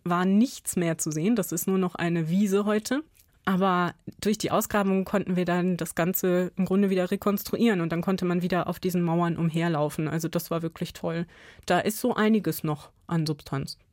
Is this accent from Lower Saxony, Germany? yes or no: yes; Buxtehude, Lower Saxony, Germany; also born or lived in Spessart, Bavaria; ich bin auf dem Land aufgewachsen, in der Nähe von Hamburg